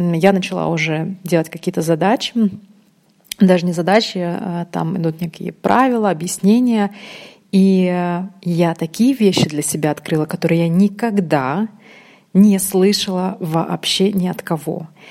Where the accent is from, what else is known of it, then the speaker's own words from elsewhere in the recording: Uzbekistan; first language Russian; now in Russia; я родилась в Узбекистане, у меня, естественно, был урок русского языка, русский — это мой родной язык. Эм, потом, когда я переехала в Россию